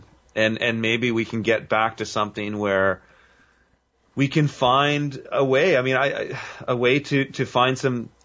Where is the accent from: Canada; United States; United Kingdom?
Canada; I would see it in my hometown, but I'm seeing it here